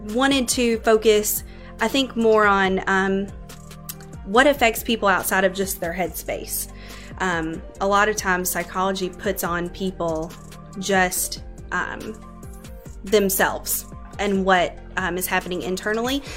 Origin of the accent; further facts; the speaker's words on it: Louisville, Kentucky, United States; moved away as an adult; now in Bowling Green, United States; I grew up in Louisville on the south end.